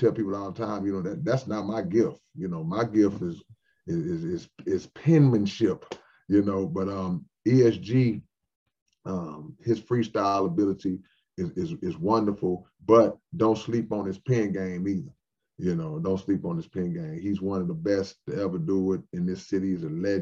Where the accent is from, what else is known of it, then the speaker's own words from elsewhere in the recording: Houston, Texas, United States; we grew up battling back in Houston